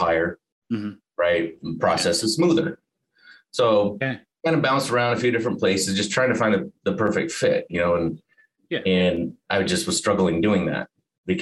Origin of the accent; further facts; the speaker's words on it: Alaska, United States; moved away as an adult; also born or lived in Montana; now in Arizona, United States; I was born in Montana. Okay. I moved to Alaska when I was 5, graduated high school there